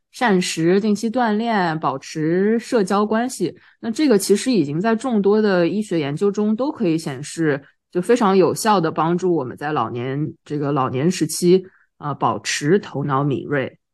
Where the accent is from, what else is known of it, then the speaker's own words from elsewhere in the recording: China; 我们中国人